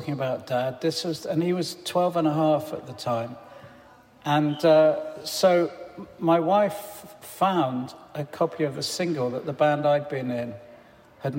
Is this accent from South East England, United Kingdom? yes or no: yes; Farnham Common, South East England, United Kingdom; when I was growing up in Farnham Common